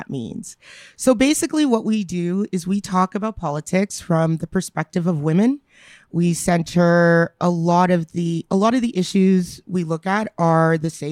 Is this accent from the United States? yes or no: no; Edmonton, Alberta, Canada; born or raised there; moved away as an adult; also born or lived in Kingston, Ontario; now in Ottawa, Canada